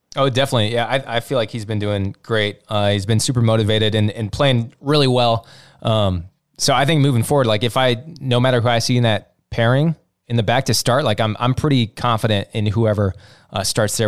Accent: United States; Fully American, kinda German, not English

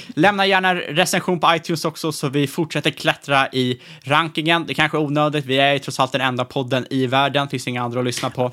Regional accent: Sweden; som svenskar

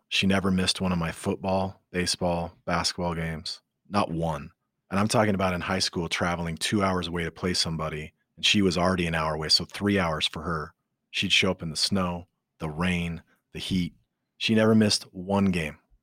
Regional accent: Utah, United States; I grew up in Utah

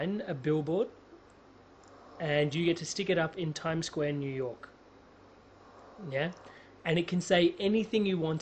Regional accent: Australia; growing up in Australia

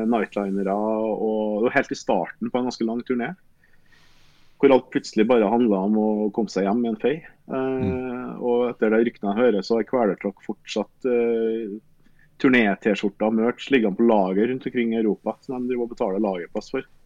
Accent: Røros, Trøndelag, Norway; jeg er opprinnelig fra Røros, og vi følte vel på en måte at vi har bodd i Trondheim så lenge at det var godt å prøve noe nytt.

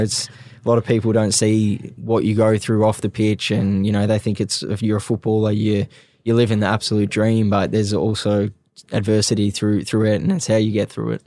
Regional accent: Australia; moved away; also born or lived in England; I was in my home country

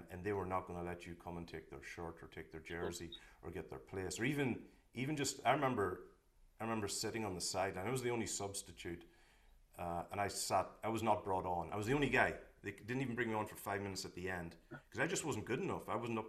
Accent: Scotstown, Ulster, Ireland; I grew up in a place called Scotstown, and you know, only a few miles from the border.

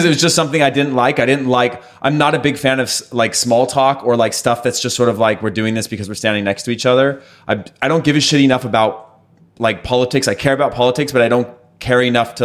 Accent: California, United States; moved away as an adult; also born or lived in Denmark; growing up in California

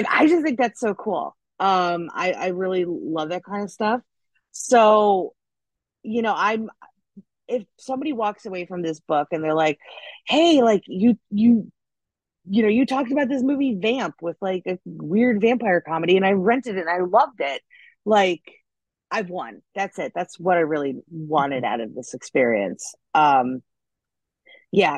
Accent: Des Plaines, Illinois, United States; moved away as an adult; now in Los Angeles, United States; I was in Des Plaines. So I literally grew up like right across the street from O'Hare.

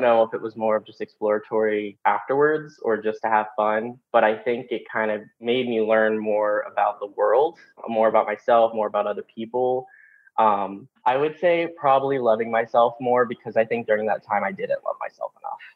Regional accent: West Virginia, United States; moved away; my hometown, uh, growing up in West Virginia

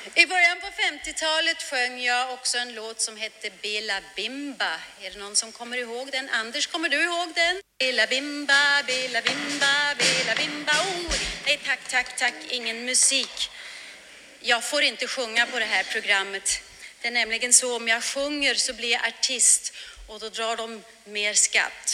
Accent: Arboga, Västmanland, Sweden; now in Germany; Jag är född i Arboga och bosatt i Tyskland sedan många, många år tillbaka

